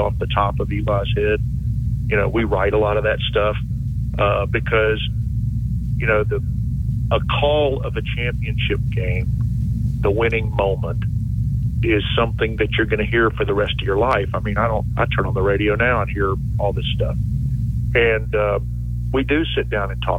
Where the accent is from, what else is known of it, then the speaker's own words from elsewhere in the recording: Knoxville, Tennessee, United States; moved away; I grew up in Knoxville